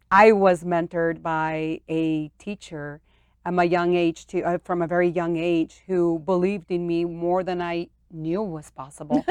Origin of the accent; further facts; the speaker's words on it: St. Anthony, Idaho, United States; also born or lived in Mexico; born in Mexico and brought to the U S as a very young girl. and I was raised in Saint Anthony, Idaho.